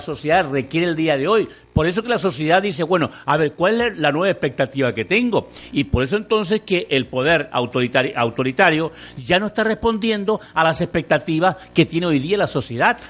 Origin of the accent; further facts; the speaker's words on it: Mexico; somos nosotros los mexicanos